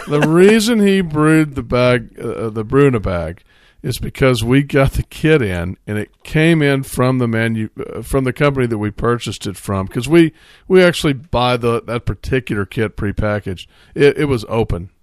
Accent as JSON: {"language": "English", "region": "Central Texas", "country": "United States", "said": "we're all from Austin, San Marcos, basically Central Texas. So, uh, we grew up with Scheinerbach"}